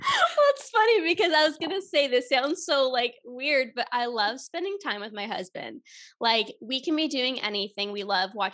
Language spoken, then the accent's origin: English; Toronto, Ontario, Canada; I am from Toronto, Canada. I am born, raised here.